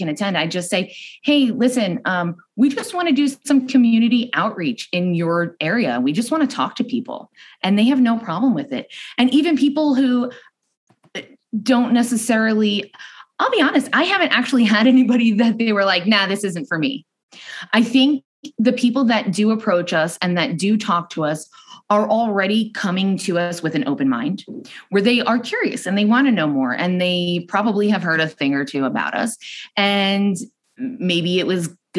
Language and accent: English; New York, United States; moved away as an adult; now in Arizona, United States; I'm from New York